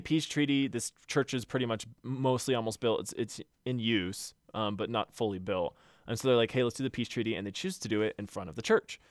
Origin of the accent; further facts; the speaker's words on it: Texas, United States; I grew up in Texas